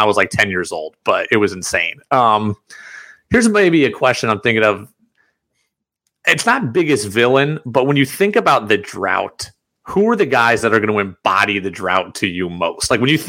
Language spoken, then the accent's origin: English; New York, United States; also born or lived in Seattle, Washington; All I've done is grow up with Yankee fans around me. I grew up in New York.